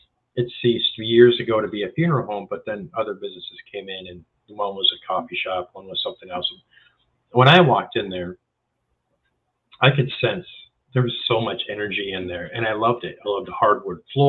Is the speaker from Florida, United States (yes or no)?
no; Wisconsin, United States; I spent most of the time in the north. You know, I was born in Wisconsin